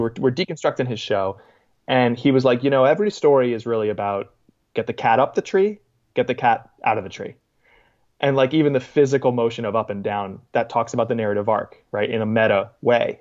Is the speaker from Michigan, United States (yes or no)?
no; Boston, Massachusetts, United States; moved away; also born or lived in Queens, New York; my hometown of Boston